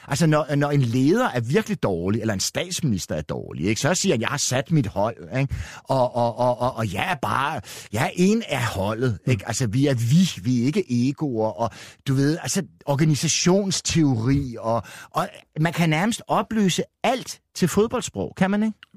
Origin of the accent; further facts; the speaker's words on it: Denmark; jeg er dansker